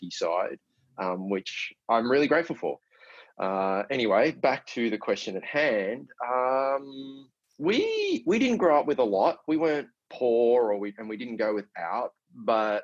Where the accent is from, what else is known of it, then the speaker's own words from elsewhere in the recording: Melbourne, Victoria, Australia; I was born in Melbourne. And I grew up with two brothers who are both younger than me